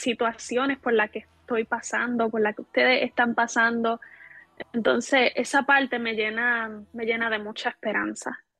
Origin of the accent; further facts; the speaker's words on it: Puerto Rico; soy de Puerto Rico